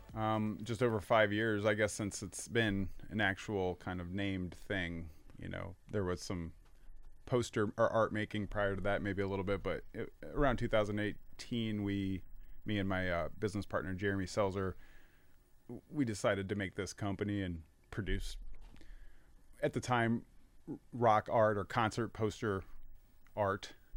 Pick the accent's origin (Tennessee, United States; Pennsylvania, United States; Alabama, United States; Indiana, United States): Indiana, United States; Fort Wayne; also born or lived in Virginia; moved here around nineteen ninety-three. And, uh, you know, my, my parents kinda w, w, transferred here, and then I went to Homestead High School